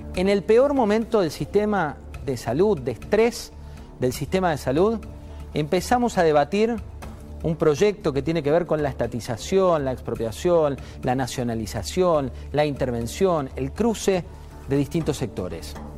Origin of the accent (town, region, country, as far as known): Argentina